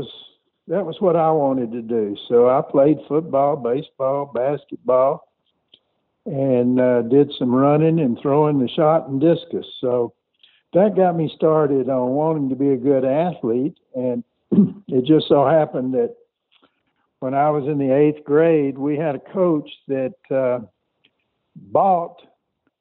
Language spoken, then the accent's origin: English; Conroe, Texas, United States; I grew up outside of Houston, Texas, in a small town called Conroe